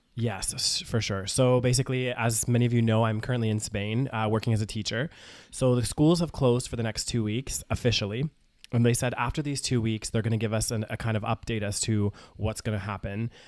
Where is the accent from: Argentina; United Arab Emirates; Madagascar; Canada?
Canada; moved away as an adult; I'm a Canadian citizen